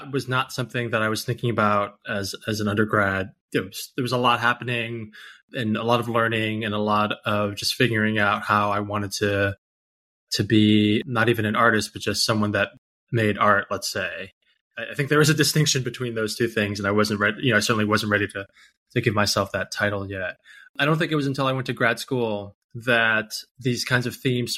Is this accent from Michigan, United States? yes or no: no; New York City, New York, United States; I grew up in New York and in parts of Queens where there were a lot of Asian diasporic immigrant families